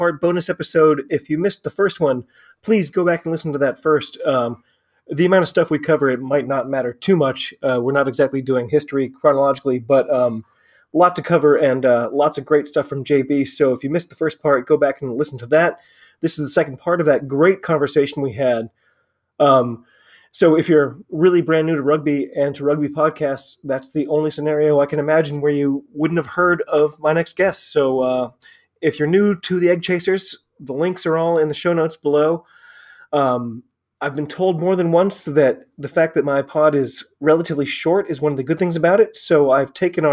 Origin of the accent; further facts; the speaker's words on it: United States; I'm an American rugby fan